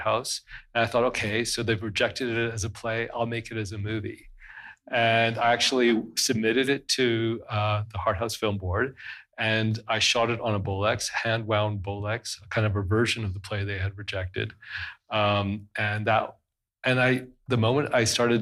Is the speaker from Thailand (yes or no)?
no; West Coast, British Columbia, Canada; also born or lived in Cairo, Egypt; I was raised on the West Coast